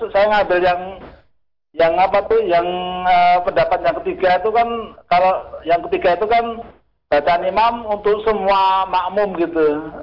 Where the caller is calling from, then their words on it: Tulung, Central Java, Indonesia; Dari Pak … di Tulung Klaten.